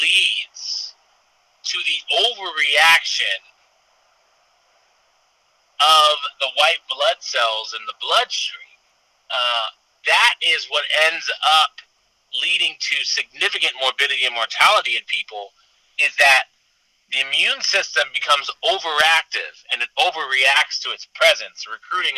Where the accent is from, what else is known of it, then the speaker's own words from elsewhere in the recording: Sacramento, and San Francisco, Northern California, United States; also born or lived in Iowa City, Iowa / Kansas City; now in Southern California, United States; I grew up in Northern California, Sacramento, and San Francisco